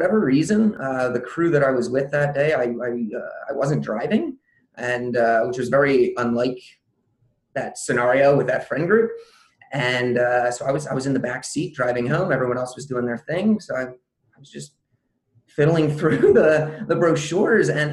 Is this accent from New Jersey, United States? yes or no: yes; Southern New Jersey, United States; I'm originally from Southern New Jersey, and at the time I was still living in the area